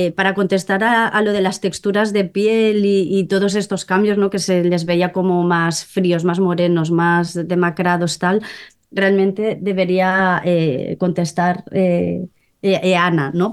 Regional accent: Molins de Rei, Catalonia, Spain; yo soy de, Molins de Rey, ¿no? De un pueblo cerca de Barcelona

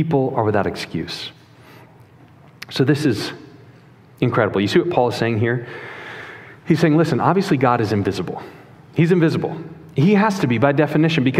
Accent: Chicago, Illinois, United States; moved away; I'm from Chicago originally

